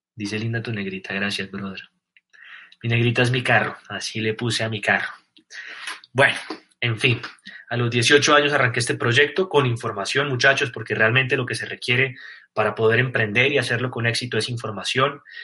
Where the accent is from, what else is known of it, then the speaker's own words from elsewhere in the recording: Colombia; no soy argentino, soy colombiano